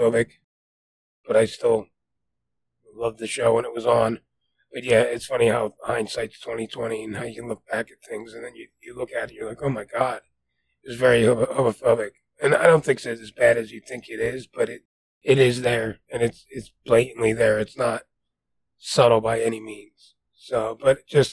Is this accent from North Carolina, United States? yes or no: no; New Jersey, United States; accent: New Jersey; moved away; being from New Jersey, my accent, you know, being removed from New Jersey for so long